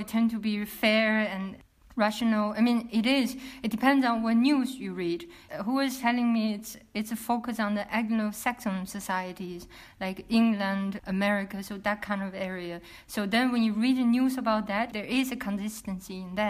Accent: China; moved away as an adult; also born or lived in Rotterdam; after I left China in mid of 2000

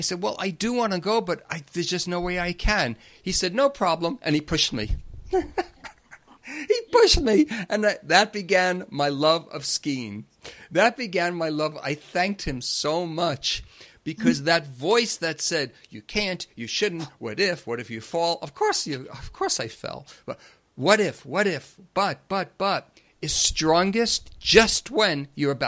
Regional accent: Long Island, New York, United States; growing up on Long Island

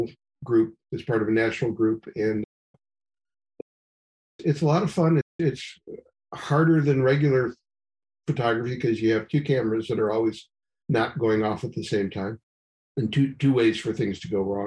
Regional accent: Cleveland, Ohio, United States; moved away; all born and raised in Cleveland area. Moved away for quite a while, never expected to come back. Came back due to family matters

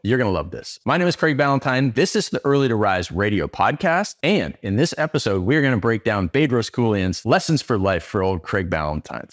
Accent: Canada; I started out as Canadian cold

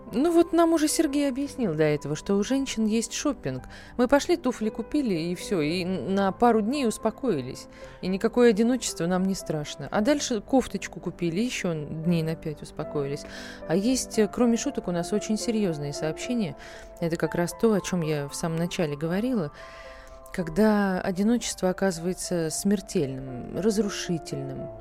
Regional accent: Saratov, Saratov Oblast, Russia; Я сама из Саратова.

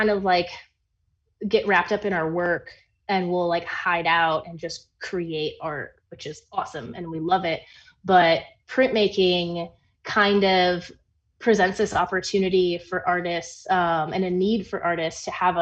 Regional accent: Minneapolis, Minnesota, United States; moved away as an adult; also born or lived in New York / Mexico; now in Chicago, United States; someone who grew up in Minneapolis

